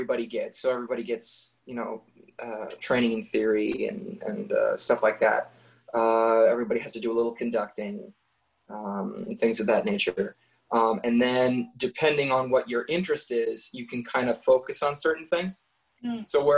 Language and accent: English; San Juan Bautista, California, United States; moved away as an adult; also born or lived in Monterey, California; now in Las Vegas, United States; I was born in Monterey and raised most of my life in San Juan Bautista, which is in the general vicinity. And I moved here to Las Vegas in 2017.